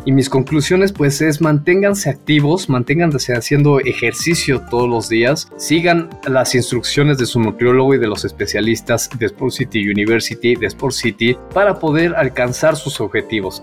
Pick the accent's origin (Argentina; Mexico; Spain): Mexico; yo seguía comiendo como el mexicano promedio